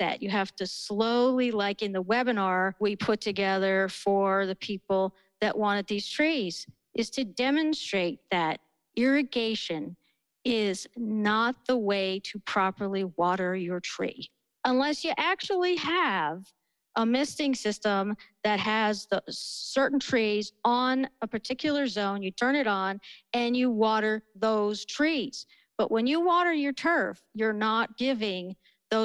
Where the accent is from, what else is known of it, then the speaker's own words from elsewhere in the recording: outside of Philadelphia, Pennsylvania, United States; now in Colorado, United States; I grew up outside of Philly